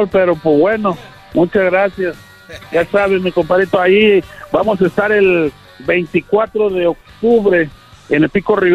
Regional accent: Monclova, Coahuila, Mexico; also born or lived in Querétaro / Gómez Palacio, Durango; Pero a los tres meses me llevaron a Monclova, Coahuila, güey. O sea, toda mi vida, toda mi vida la viví en Monclova, Coahuila.

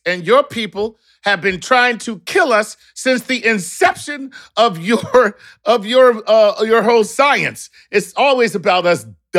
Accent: Philadelphia, Pennsylvania, United States; Yeah, I'm from Philly too

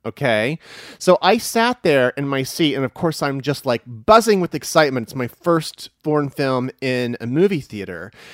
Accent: Missouri, United States; moved away as an adult; now in New York City, United States; I was a hayseed from Missouri

